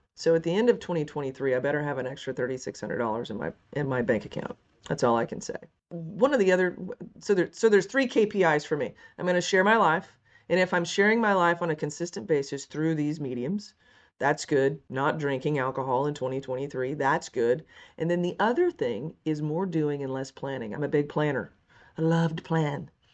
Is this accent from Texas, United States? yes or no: yes; Kilgore, Texas, United States; I was born and raised in East Texas, Kilgore